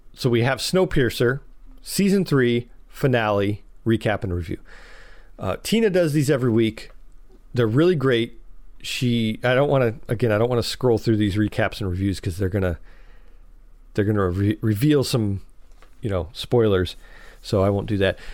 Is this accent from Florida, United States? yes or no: no; Chicago, Illinois, United States; I'm from Chicago